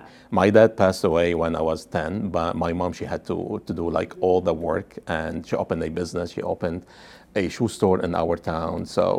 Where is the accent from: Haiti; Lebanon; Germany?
Lebanon; moved away as an adult; When I came from Lebanon, I had an MBA and said, maybe I will find a good job